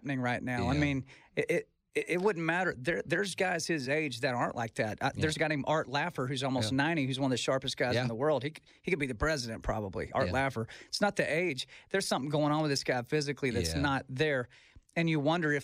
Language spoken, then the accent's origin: English; Texas, United States; I'm from Texas. Mm-hmm. I grew up in a neighborhood called Tierra Grande